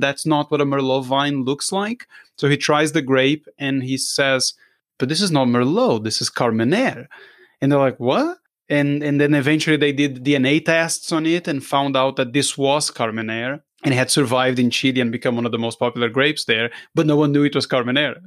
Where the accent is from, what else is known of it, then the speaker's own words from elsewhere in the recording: Brazil; I'm from Brazil